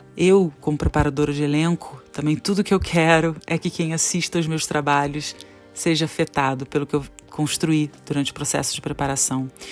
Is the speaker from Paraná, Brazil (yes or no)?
no; Petrópolis, Rio de Janeiro, Brazil; moved away; Eu tô em Petrópolis, região serrana do Rio de Janeiro